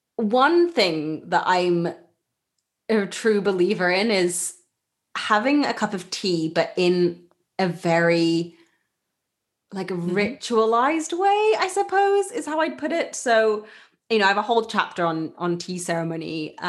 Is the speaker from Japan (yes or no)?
yes; Japan; Muji is a brand that I grew up with in Japan.